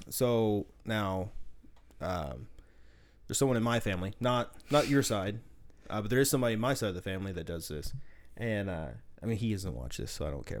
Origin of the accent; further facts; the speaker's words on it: the South, United States; accent: slight southern; I've always been told I have a slight southern accent